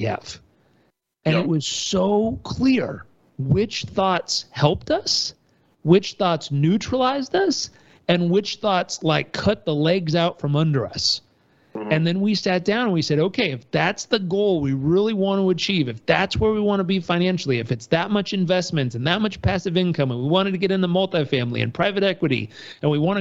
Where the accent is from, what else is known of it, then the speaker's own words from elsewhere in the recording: Southern California, United States; I grew up in Southern California with a hardworking dad and family.